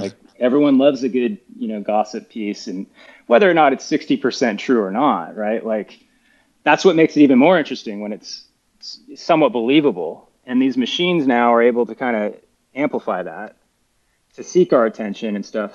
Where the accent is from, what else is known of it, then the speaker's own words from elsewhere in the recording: United States; moved away as an adult; I'm an American, by the way, ex ex uh, college fo- American football player